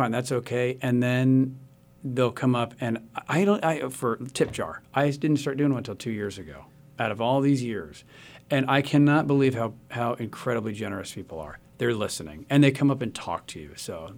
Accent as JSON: {"language": "English", "town": "Tulsa", "region": "Oklahoma", "country": "United States", "moved": "yes", "said": "I say I live outside Chicago, but I'm from Tulsa, Oklahoma, which to people like me is the center of the universe."}